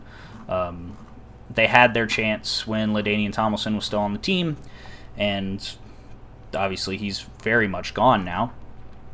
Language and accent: English; United States; I'm American